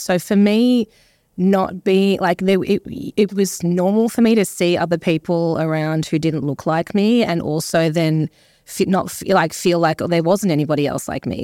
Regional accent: Australia; also born or lived in England / Papua New Guinea / Melbourne; we moved to Australia when I was eight

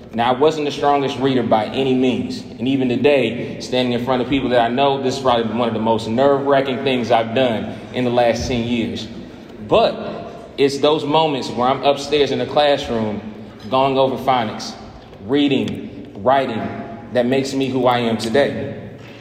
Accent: Kokomo, Indiana, United States; moved away as an adult; now in Atlanta, United States; I was actually in Indiana, in my hometown of Kokomo

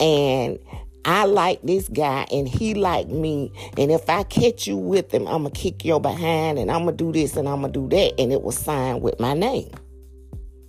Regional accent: Macon, Georgia, United States; moved away; my hometown. They drove all the way to Macktown, which is Macon, Georgia

